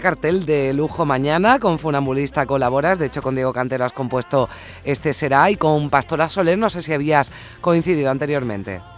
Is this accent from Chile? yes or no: no; Andalusia, Spain